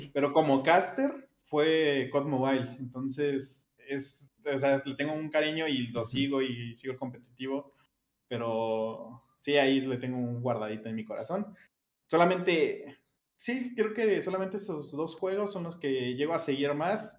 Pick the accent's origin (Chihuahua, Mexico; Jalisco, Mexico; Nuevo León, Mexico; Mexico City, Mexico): Mexico City, Mexico; soy de Iztapalapa, mm, aquí de la Ciudad de México